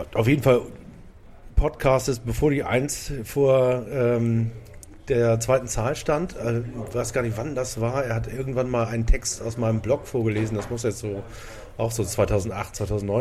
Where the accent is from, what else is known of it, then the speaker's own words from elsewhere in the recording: Hamburg, Germany; ich bin in Blankenese aufgewachsen